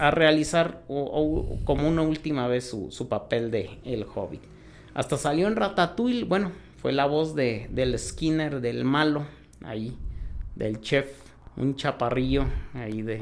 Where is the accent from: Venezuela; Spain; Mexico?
Mexico; also born or lived in Hidalgo; los que somos de México